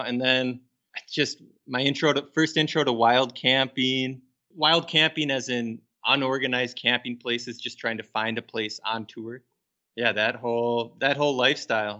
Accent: Minnesota, United States; I grew up here in Minnesota

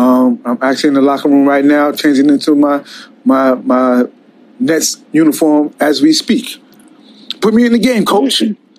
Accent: New York City, New York, United States; I try to rock with Brooklyn because I'm from Brooklyn.

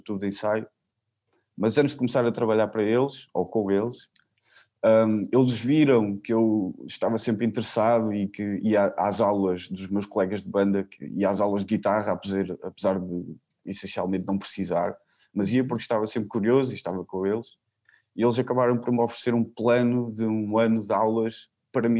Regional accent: Figueira da Foz, Coimbra District, Portugal; also born or lived in Barreiro; a partir dos 15 dias de idade fiquei com ela, uhum. uh, logo fiquei aqui na Figueira

